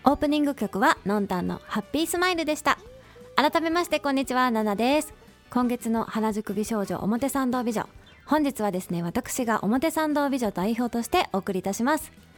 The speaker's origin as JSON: {"language": "Japanese", "region": "Tokushima", "country": "Japan", "tie": "born or raised there", "also_born_or_lived": "Melbourne, Australia", "moved": "yes", "lives_now": "Tokyo, Japan", "said": "私実は徳島県出身なんですね"}